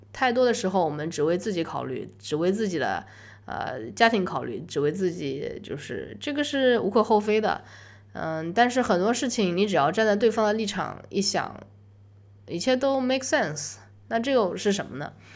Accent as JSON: {"language": "Chinese", "country": "China", "said": "我是中国人"}